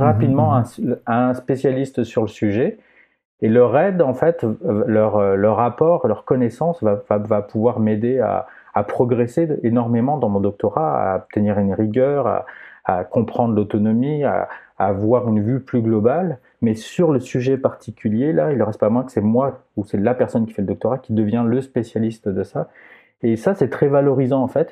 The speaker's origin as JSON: {"language": "French", "town": "Aix-en-Provence", "region": "Provence-Alpes-Côte d'Azur", "country": "France", "tie": "born or raised there", "accent": "French", "moved": "as an adult", "lives_now": "Quebec, Canada", "said": "Je viens d'Aix-en-Provence"}